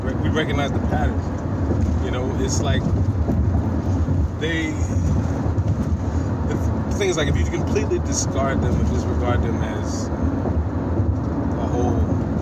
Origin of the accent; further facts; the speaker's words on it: the South, United States; I'm from the South